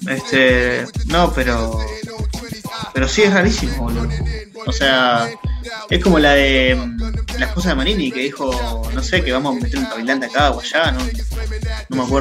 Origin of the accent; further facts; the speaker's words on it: Uruguay; somos uruguayos